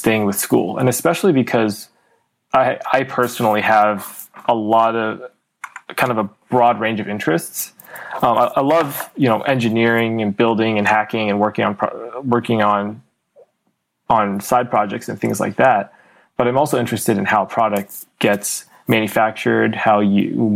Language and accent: English; Bay Area, California, United States; also born or lived in China; I grew up in the Bay Area. I was born in China, but I moved to the Bay when I was really young, about 2.5